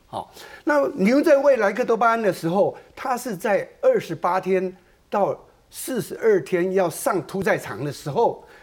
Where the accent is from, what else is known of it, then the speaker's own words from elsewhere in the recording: Taiwan; 我们台湾人吃牛肉差不多是五公斤